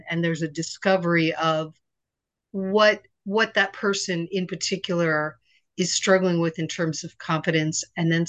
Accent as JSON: {"language": "English", "region": "Virginia", "country": "United States", "tie": "born there", "also_born_or_lived": "Japan / Pennsylvania / Connecticut", "lives_now": "New York City, United States", "said": "Well, I grew up in a, a bunch of different places. Okay. I was born in Virginia. I lived in Japan for four years. I lived in Pennsylvania and Connecticut, and now I'm in New York City."}